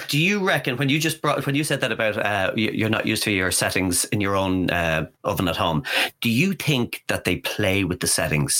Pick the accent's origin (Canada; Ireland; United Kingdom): Ireland; Dublin, Leinster; where I grew up in Dublin, Swiss roll meant something totally different.